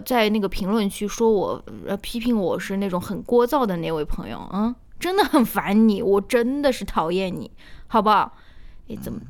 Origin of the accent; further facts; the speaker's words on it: Shaanxi, China; accent: Shaanxi dialect; 我们陕西话就是瞎扯